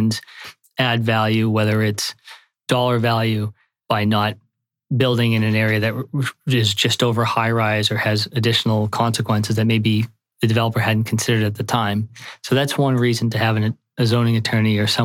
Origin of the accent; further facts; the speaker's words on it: South Shore, Massachusetts, United States; also born or lived in South Boston / Charlestown; now in Boston, United States; I grew up in the suburbs. I grew up in the South Shore, a nice town